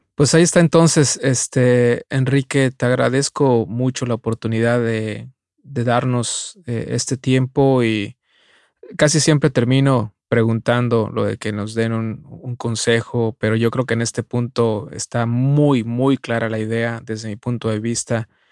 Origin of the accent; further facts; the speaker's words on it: Mexico; de nacimiento como muchos mexicanos, católico